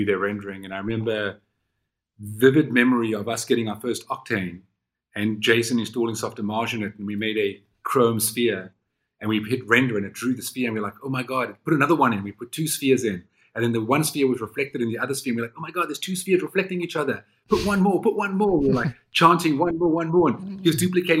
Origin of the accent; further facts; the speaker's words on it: South Africa; moved away as an adult; also born or lived in London; from South Africa, my wife and I decided to immigrate to London